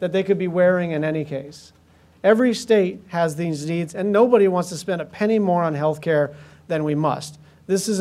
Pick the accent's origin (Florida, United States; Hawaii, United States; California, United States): Hawaii, United States; I grew up in Hawaii in the sun